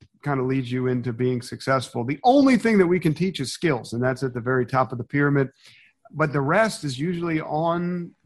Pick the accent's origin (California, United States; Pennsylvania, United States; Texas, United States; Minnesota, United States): Pennsylvania, United States; Philadelphia; I'm from Philadelphia